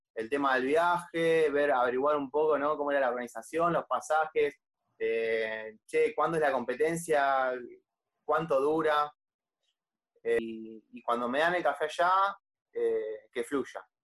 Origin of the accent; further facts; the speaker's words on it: La Plata, Buenos Aires Province, Argentina; yo soy de La Plata